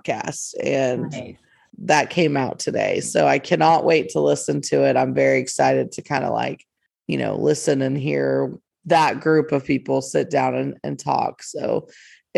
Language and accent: English; North Texas, United States; We're from the North Texas area